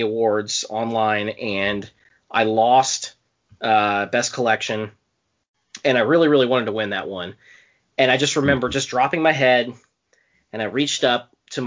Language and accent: English; Southwestern Indiana, United States; moved away as an adult; also born or lived in South Central Pennsylvania; now in Pennsylvania, United States; I live in South Central Pennsylvania for the last 4 years, but I'm originally from Southwestern Indiana.